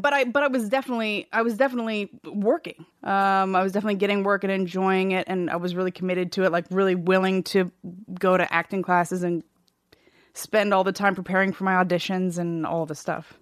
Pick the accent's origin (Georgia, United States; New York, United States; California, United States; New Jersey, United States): California, United States; also born or lived in Seattle, Washington; we moved to California from Seattle when I was four